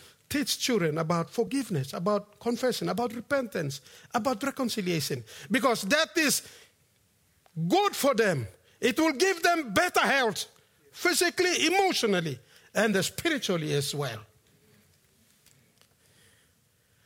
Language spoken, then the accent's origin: English; Efogi, Central Province, Papua New Guinea; moved away; I'm from Efogi Mount Koyari along the Kokoda Trail